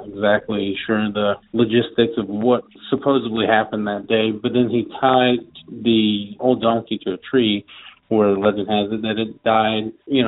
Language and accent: English; Bardstown, Kentucky, United States; also born or lived in Louisville; Like I said, I'm from Louisville, Kentucky, but I grew up in Bardstown, Kentucky, which is a pretty historical small town about 45 minutes south of Louisville.